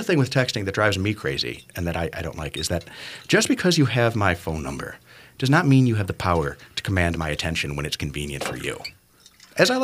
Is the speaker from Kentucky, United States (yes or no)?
no; Buffalo, New York, United States; I'm from Buffalo, New York, as I may have mentioned at one point or another, which means that I am born and condemned to be a Buffalo Bills fan